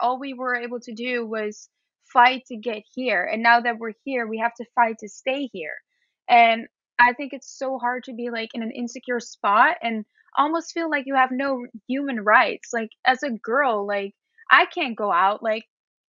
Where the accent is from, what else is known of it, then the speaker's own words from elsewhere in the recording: Netherlands; moved away as an adult; now in United States; I'm from the Netherlands, which is all the way up north in Europe